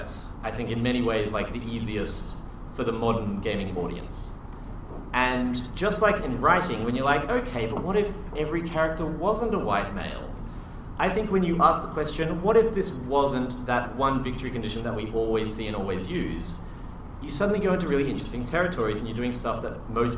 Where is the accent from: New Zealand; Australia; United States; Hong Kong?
Australia; I'm Australian.